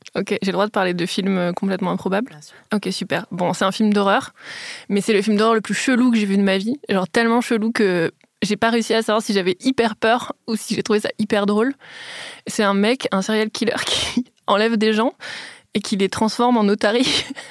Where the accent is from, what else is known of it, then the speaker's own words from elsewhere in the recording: Metz, Grand Est, France; moved away; j'ai grandi à Metz